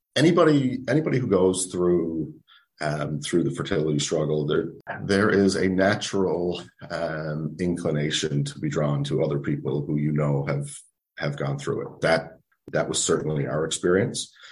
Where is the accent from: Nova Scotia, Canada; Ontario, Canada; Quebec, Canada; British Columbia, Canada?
Nova Scotia, Canada; moved away as an adult; now in St. John's, Canada; we are both originally from Nova Scotia, uh, but we've been in Newfoundland for 15 plus years.